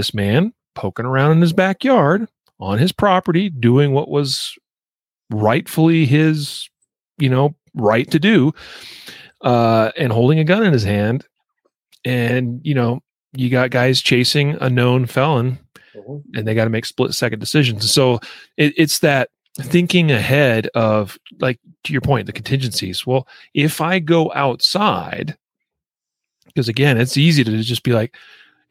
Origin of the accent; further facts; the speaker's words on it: Idaho Falls, Idaho, United States; moved away; I grew up in Southeast Idaho, and in the city of Idaho Falls